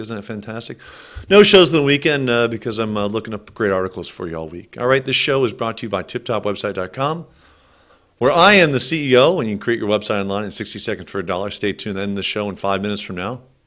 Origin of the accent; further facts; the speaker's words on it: California, United States; I grew up in California